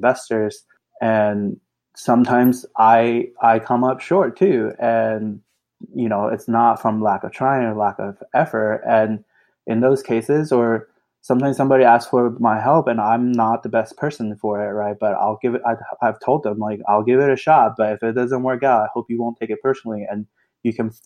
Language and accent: English; Austin, Texas, United States; I grew up in Austin